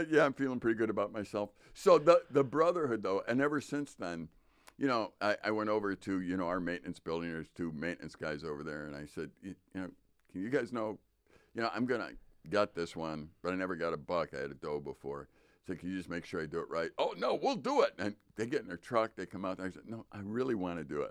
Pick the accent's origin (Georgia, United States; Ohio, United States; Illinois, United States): Illinois, United States; Chicago; moved away; growing up in Chicago